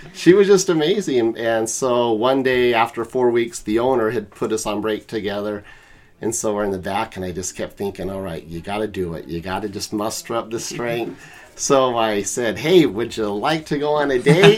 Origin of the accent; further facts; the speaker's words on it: St. George, Utah, United States; also born or lived in Salt Lake City, Utah / Korea; I'm from St. George. Technically, I was born in Salt Lake, and uh, when I was three, my mom got divorced and moved to St. George. Lived there till '90